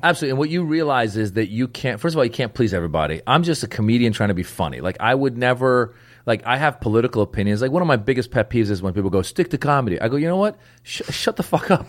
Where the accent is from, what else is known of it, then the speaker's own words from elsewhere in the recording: Northern California, United States; I grew up in Northern California